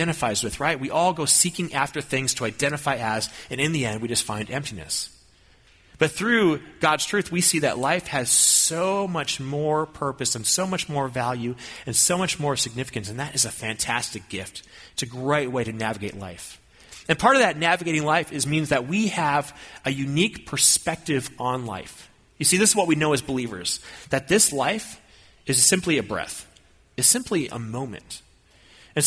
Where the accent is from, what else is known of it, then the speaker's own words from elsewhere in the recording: Minnesota, United States; I grew up in Minnesota